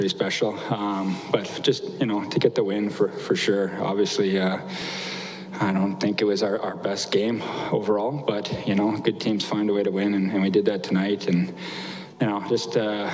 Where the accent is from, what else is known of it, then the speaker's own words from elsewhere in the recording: Fort Frances, Ontario, Canada; I grew up in Fort Frances, Ontario